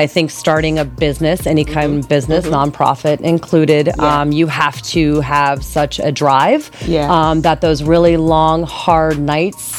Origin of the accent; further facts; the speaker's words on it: Naples, Florida, United States; moved away as an adult; I am a true Napoleon, born and raised in Naples, Florida